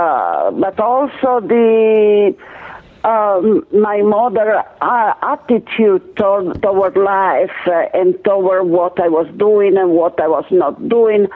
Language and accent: English; Italy; moved away as an adult; I was born in Italy.